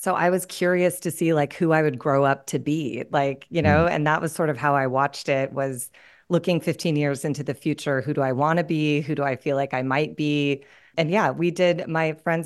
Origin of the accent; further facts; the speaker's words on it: Pasadena, California, United States; moved away; also born or lived in New York; I grew up in Pasadena, California, but in the 80s